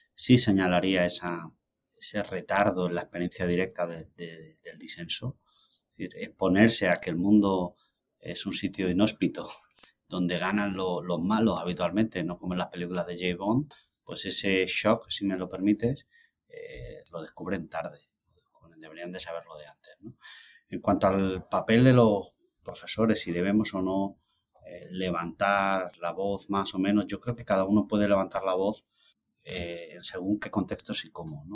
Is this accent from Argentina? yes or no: no; Andalusia, Spain; now in United States; como soy andaluz